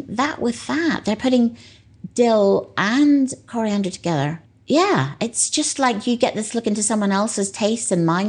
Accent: Northern Ireland, United Kingdom; moved away; I think that's because I was brought up in Northern Ireland. It's not hard to understand at all. I was brought up in this very tiny place where there was nothing exotic and where I didn't travel until I was 15.

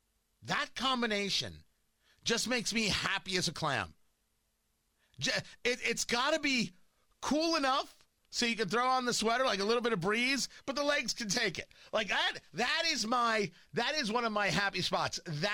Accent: New Jersey, United States; I grew up in Jersey, and I grew up, you know, not a Jersey Shore guy, but near the Jersey Shore.

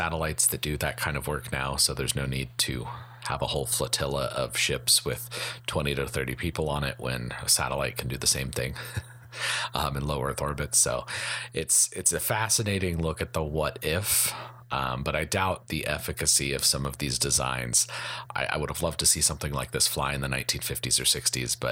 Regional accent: Colorado, United States; I am from Colorado

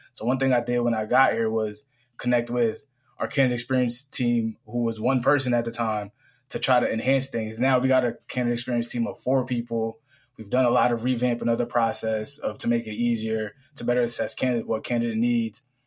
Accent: Springfield, Massachusetts, United States; born and raised in Springfield, Massachusetts

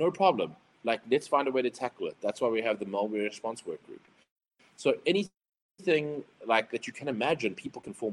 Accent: South Africa; being South African

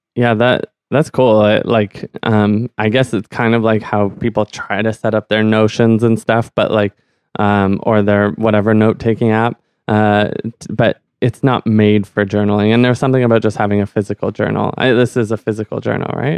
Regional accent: Ottawa, Ontario, Canada; growing up in Ottawa, you kind of, like, it's almost by default that you're an immersion

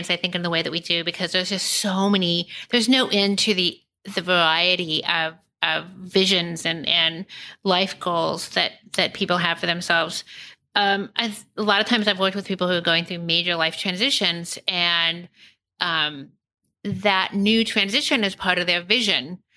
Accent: Kansas City, United States; born there; I was born in Kansas City and just on a whim moved to New York and then moved to San Francisco and moved to Philadelphia and then back to New York.

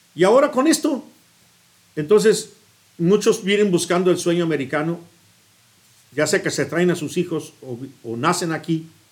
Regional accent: Guadalajara, Jalisco, Mexico; moved away as an adult; also born or lived in Tlaltenango, Zacatecas / Chicago; ahí fui a, ir la primaria, la, a la primaria, a la secundaria y a la prepa

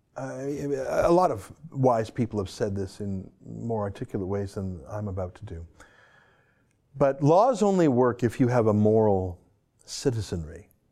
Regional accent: Canada; I'm a Canadian

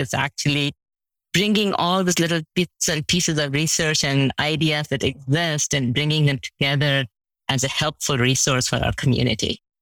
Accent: India; now in United States; I'm from India

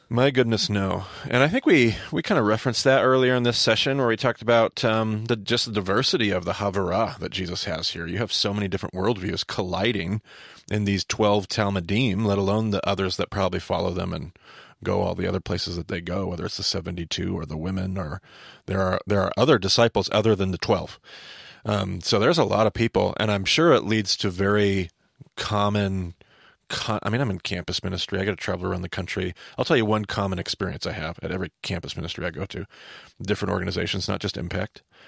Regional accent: Southern Idaho, United States; I'm from Southern Idaho

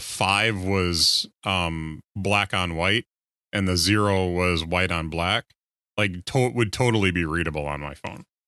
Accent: Wisconsin, United States; I grew up in Wisconsin

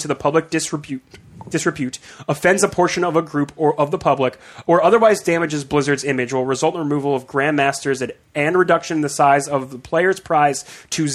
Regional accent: United States; we as a American people

